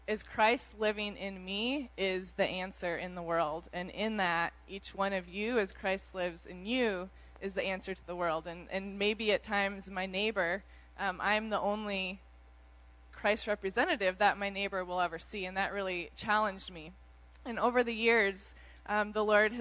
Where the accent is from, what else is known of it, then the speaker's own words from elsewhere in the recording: Iowa, United States; moved away as an adult; I grew up in Iowa, was a very, very shy girl